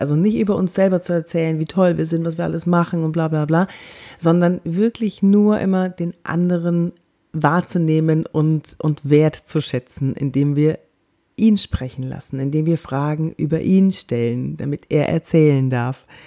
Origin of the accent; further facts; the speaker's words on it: Cologne, North Rhine-Westphalia, Germany; ich bin aus Köln